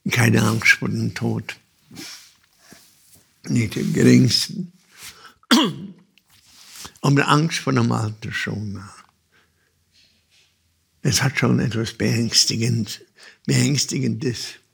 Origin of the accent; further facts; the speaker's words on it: Olten, Solothurn, Switzerland; Als Kind, ich bin in Olten aufgewachsen, da gibt es eine Holzbrücke.